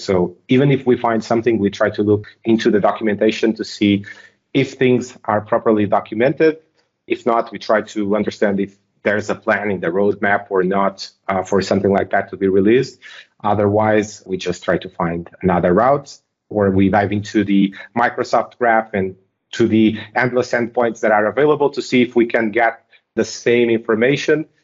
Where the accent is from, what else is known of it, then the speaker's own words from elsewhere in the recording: Portugal; I'm from Portugal.